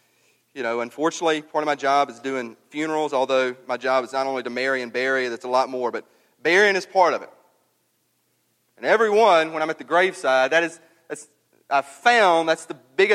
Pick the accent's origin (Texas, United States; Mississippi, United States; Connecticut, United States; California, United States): Mississippi, United States; growing up in Mississippi